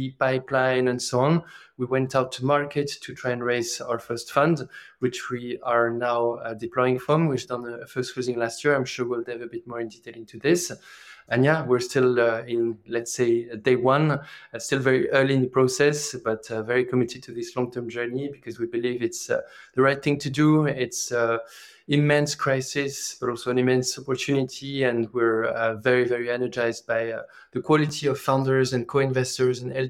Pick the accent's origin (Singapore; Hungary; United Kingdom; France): France; accent: French; English is a second language; moved away as an adult; also born or lived in emerging markets / Africa; I am originally from France, as you can hear from the accent.